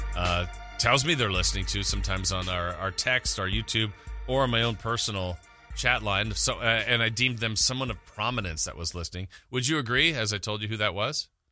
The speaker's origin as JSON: {"language": "English", "town": "Los Angeles", "region": "California", "country": "United States", "tie": "born or raised there", "moved": "yes", "lives_now": "Sacramento, United States", "said": "I grew up in Los Angeles"}